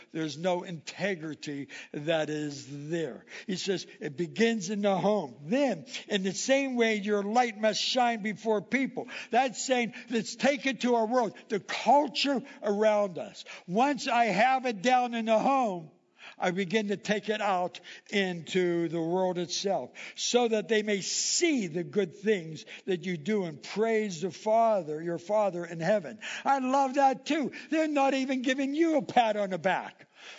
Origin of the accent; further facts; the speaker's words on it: Indiana, United States; But when we moved here 20 years ago, there was we came from Indiana. And in Indiana, they would have tornadoes and all types of stuff.